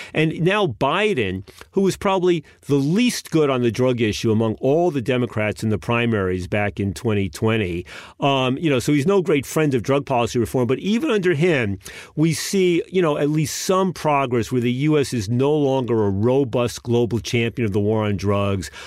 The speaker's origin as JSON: {"language": "English", "country": "United States", "said": "as an American citizen"}